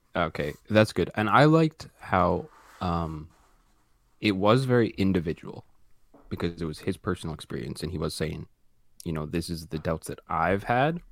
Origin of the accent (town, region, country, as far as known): Canada